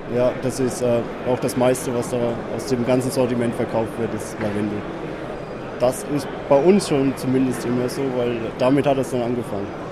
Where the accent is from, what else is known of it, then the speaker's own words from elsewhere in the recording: Germany; Wir kommen aus der Rhön, das ist in der Mitte von Deutschland